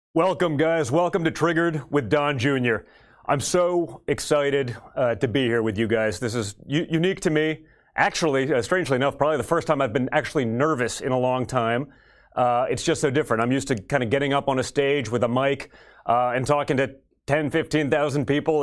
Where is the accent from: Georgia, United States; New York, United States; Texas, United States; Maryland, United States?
New York, United States; New York City; I grew up in New York City